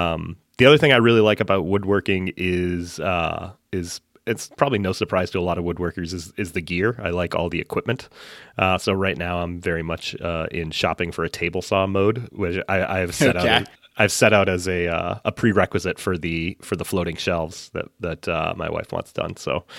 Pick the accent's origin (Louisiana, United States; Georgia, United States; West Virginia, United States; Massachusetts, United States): Massachusetts, United States; I grew up in central Massachusetts, and now I live just north of Boston.